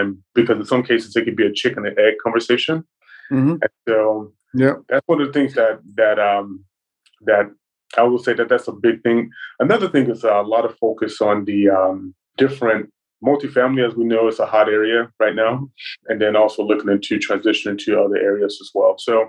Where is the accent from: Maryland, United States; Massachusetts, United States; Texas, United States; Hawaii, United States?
Texas, United States; Dallas; moved away as an adult; now in Atlanta, United States; I'm originally from Dallas, Texas, and then moved to Atlanta to get an MBA at Georgia Tech.